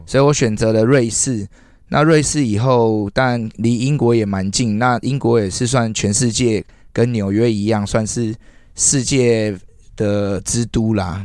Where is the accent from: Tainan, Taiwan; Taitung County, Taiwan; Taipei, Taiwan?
Taipei, Taiwan; moved away as an adult; also born or lived in Malaysia; 我自己的故乡就是在万华